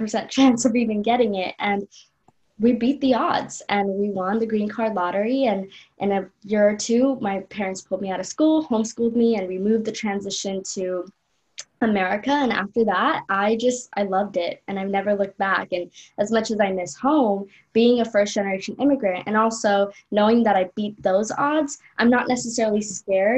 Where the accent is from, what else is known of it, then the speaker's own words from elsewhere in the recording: Los Angeles, California, United States; also born or lived in Colombo, Sri Lanka; I moved from Colombo to Los Angeles